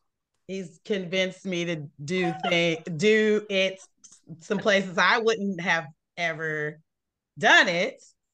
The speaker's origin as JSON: {"language": "English", "town": "Fayetteville", "country": "United States", "tie": "born or raised there", "said": "growing up in Fayetteville, it's all about Walmart. And I know all the Walmart products that I need to get to cook with. And that was my first time really being on the East Coast cooking."}